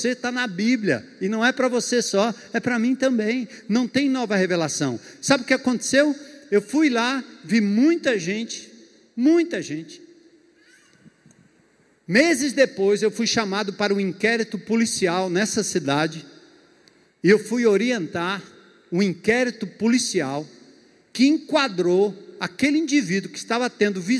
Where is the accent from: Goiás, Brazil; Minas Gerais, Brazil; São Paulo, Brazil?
São Paulo, Brazil; now in Baturité, Brazil; Eu nasci e me criei em São Paulo, muito perto de Aparecida do Norte.